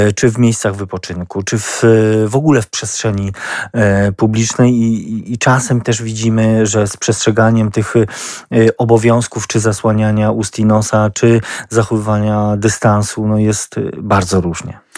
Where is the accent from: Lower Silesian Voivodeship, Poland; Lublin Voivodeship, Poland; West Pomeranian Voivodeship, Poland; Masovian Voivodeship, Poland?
Lublin Voivodeship, Poland; my my, y, mieszkańcy, y, jakoś się wyróżniamy na tle y, kraju, że tutaj u nas na Lubelszczyźnie